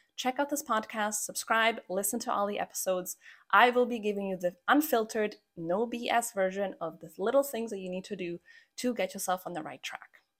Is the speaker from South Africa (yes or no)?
no; Croatia; now in Canada; I'm actually from Croatia, which is where I was born. And after a few detours, we finally wound up in Canada, which is where I've been living for the last twenty-three years of my life